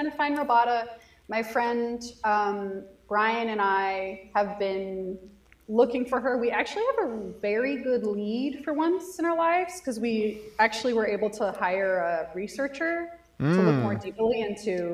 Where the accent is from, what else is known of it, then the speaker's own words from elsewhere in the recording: Los Angeles, California, United States; I'm from Los Angeles